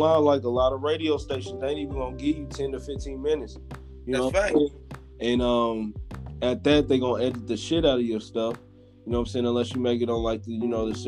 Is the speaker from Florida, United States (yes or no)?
no; Indianapolis, Indiana, United States; I'm from Indianapolis